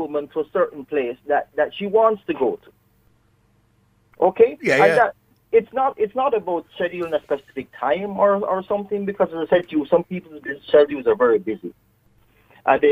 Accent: Jamaica; accent: Jamaican; moved away as an adult; I am actually Jamaican. I've been living here for 15 years

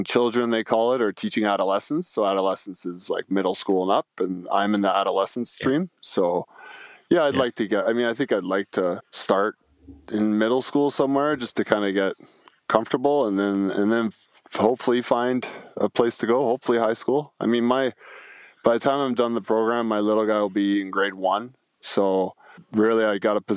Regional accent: Niagara Falls, Ontario, Canada; I grew up like in Niagara Falls, Ontario, probably not the nicest part of Niagara Falls

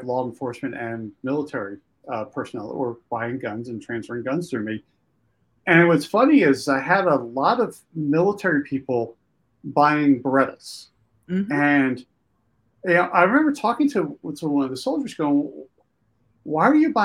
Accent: Pennsylvania, United States; I grew up in Pennsylvania

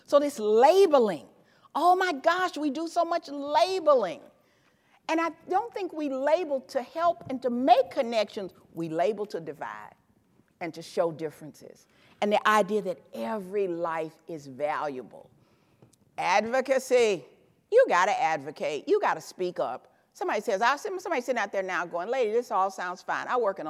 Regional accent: the South, United States; But I'm from the South. Take a plate. They got some cookies or something else like that. See, in the South, when you leave, people say, well, take a plate, honey.

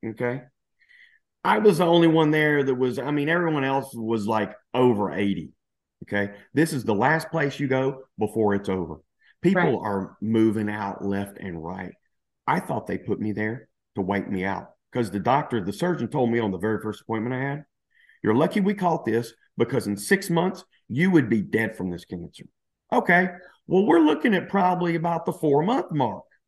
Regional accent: Louisiana, United States; moved away as an adult; also born or lived in Dallas / Spain; now in New Zealand; I'm originally from Louisiana, so I consider myself kind of like, you know, the redneck kind of refined Southern gentleman kind of guy

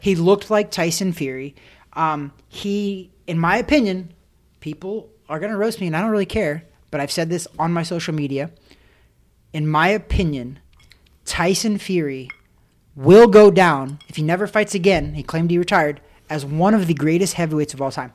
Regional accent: Missouri, United States; I'm from Missouri.

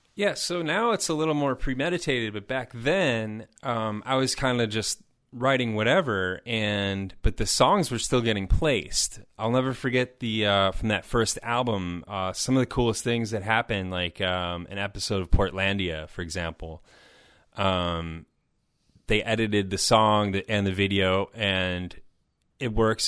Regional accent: Chicago, Illinois, United States; also born or lived in Madison; I was living in I don't know, six different places in Chicago. Tha, that's my hometown

